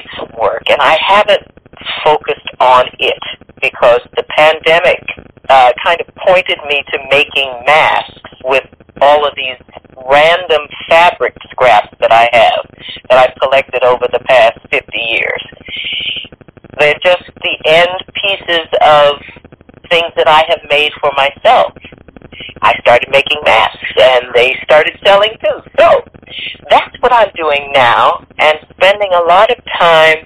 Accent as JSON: {"language": "English", "region": "New York", "country": "United States", "tie": "born or raised there", "said": "my mother and my family and growing up in New York"}